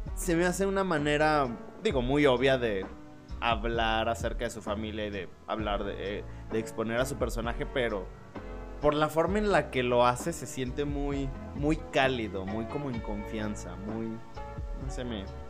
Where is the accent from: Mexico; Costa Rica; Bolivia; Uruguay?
Mexico; estamos enojados como pueblo mexicano